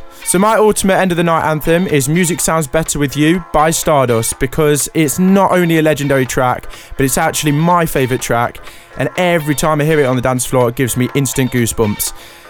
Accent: Nottingham, East Midlands, United Kingdom; calling direct from my hometown in Nottingham.

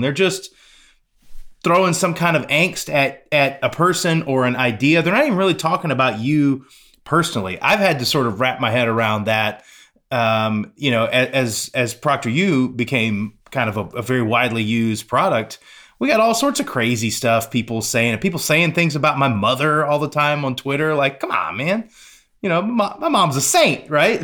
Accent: Pensacola, Florida, United States; moved away; my hometown

